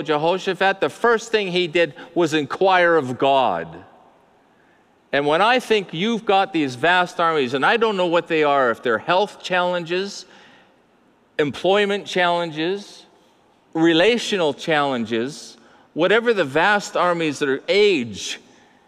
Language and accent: English; Abbotsford, British Columbia, Canada; I'm from Mennonite Central called Abbotsford. And when I grew up, the Mennonites ran Clearbrook and we ran the rest of the city